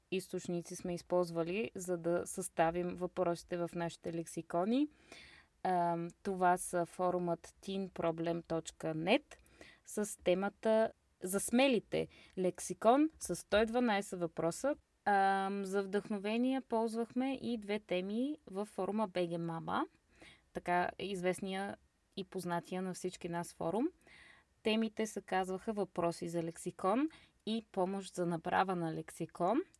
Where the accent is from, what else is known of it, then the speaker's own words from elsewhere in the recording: Stara Zagora, Stara Zagora Province, Bulgaria; now in Berlin, Germany; От Стара Загора. На колко години си? На 27 и една седмица.